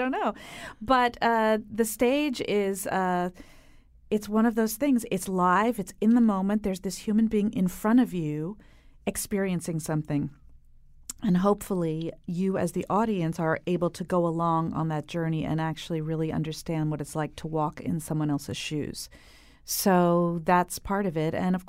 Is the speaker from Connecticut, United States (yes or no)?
no; New York, United States; We grew up in New York. The boys lived there till they were five.